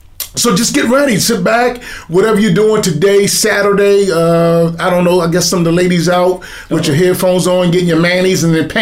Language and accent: English; Baltimore, Maryland, United States; born or raised there